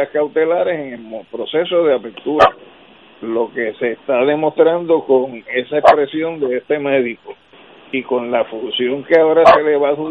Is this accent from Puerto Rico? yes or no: yes; Puerto Rico; para nosotros como ciudadanos y como puertorriqueños